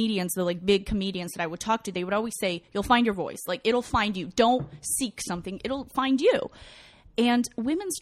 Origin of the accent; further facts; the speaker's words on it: Kyiv, Ukraine; moved away; I was born in Ukraine.